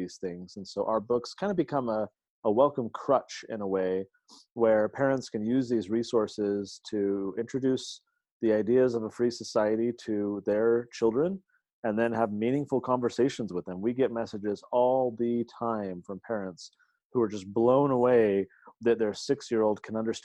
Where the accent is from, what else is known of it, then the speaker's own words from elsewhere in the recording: San Diego, California, United States; moved away as an adult; now in Utah, United States; I'm actually from San Diego. I grew up there, spent my entire life there until I went to college.